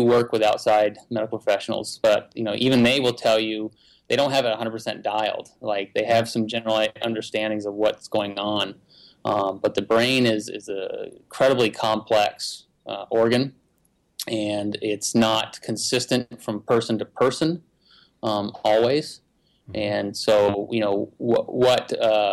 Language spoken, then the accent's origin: English; Vermont, United States; I'm from Vermont